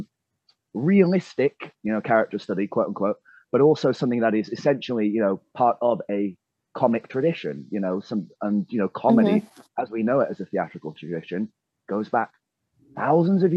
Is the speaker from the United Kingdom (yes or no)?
yes; England, United Kingdom; being an Englishman